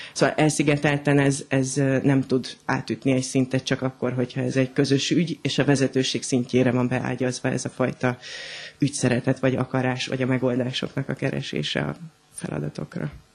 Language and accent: Hungarian; Hungary; also born or lived in Berlin, Germany; mondjuk vidéken nőttem föl